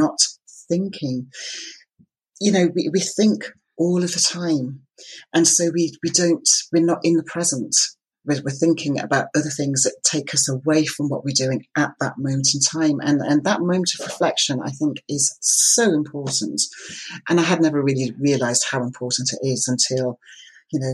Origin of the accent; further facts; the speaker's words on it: Isle of Lewis, Scotland, United Kingdom; I was brought up on the Isle of Lewis